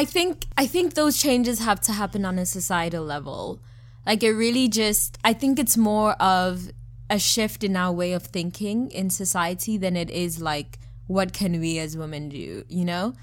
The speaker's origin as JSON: {"language": "English", "town": "Johannesburg", "region": "Gauteng", "country": "South Africa", "said": "So I'm South African, and what I've noticed, I'm from Joburg specifically"}